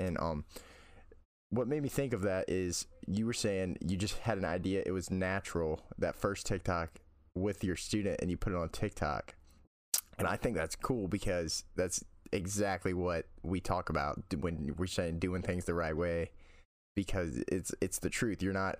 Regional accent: the South, United States; I'm from the South in the United States, and I've never been on an airplane

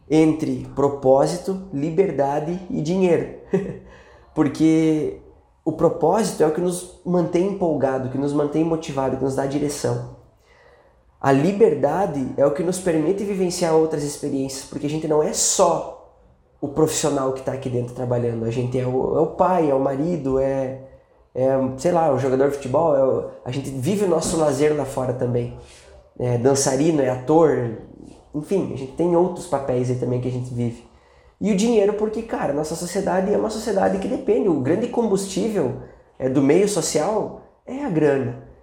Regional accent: South Region, Brazil; E aí depois eu vim pra cá, acabei fazendo mestrado aqui na FMG, que eu sou lá do Sul, vim pra cá

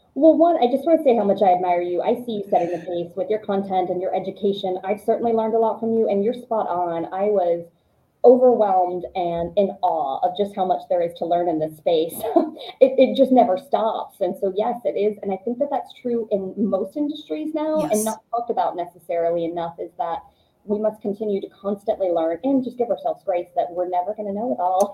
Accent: Georgia, United States; moved away; I grew up in Georgia.

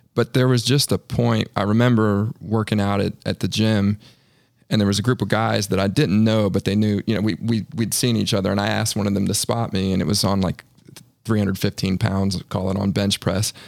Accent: Northern Virginia, United States; moved away as an adult; now in Charlotte, United States; living in my hometown, essentially my hometown in Northern Virginia.

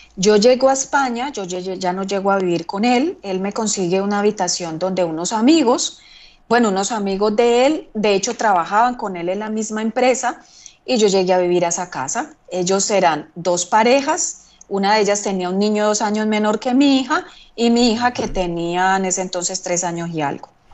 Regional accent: Colombia; moved away as an adult; also born or lived in Basque Country, Spain / Figueres, Spain / London, United Kingdom; cuando yo salí de Colombia

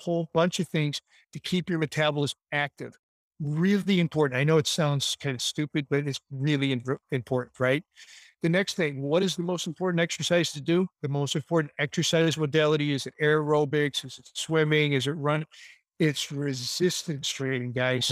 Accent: Chicago, Illinois, United States; I grew up in Chicago

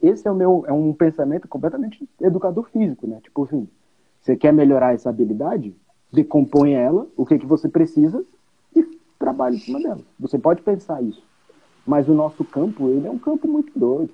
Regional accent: Brazil; a gente, como brasileiro

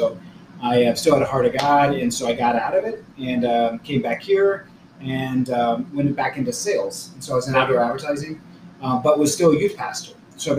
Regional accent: Newburgh, Indiana, United States; I'm from this area. I'm from Newburg, actually.

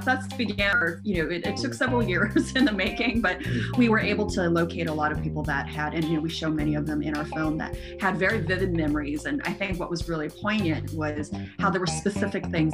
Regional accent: United States; I'm American-born Chinese

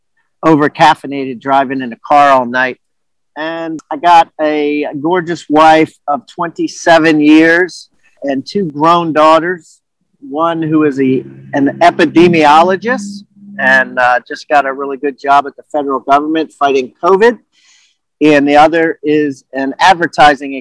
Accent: Maryland, United States; also born or lived in Washington, D.C.; I was born in Georgetown, Washington, D.C., and grew up in Maryland area

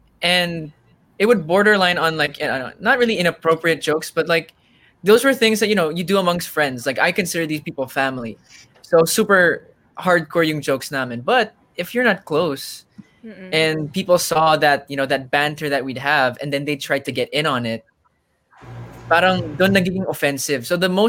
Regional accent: Germany; I grew up in Germany with a lot of different, you know, people from different, like from different backgrounds, different races, rich, poor. All my friends, like none of them had the same nationality. So I was the only Filipino.

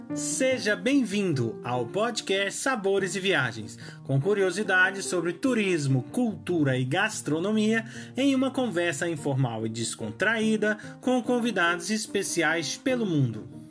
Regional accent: Brazil; enquanto brasileiros

